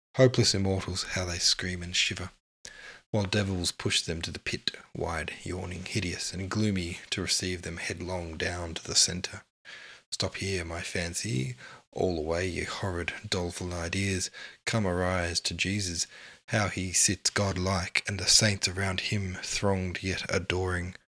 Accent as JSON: {"language": "English", "country": "Australia", "said": "as an Australian"}